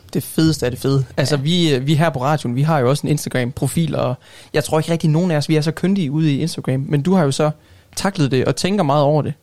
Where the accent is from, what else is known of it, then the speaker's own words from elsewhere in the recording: Hjørring, North Denmark Region, Denmark; Jeg er jo simpelthen fra Jørgen